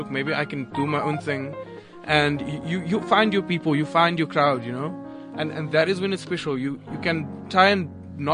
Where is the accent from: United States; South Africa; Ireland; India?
South Africa; Cape Town, Western Cape; I'm from Cape Town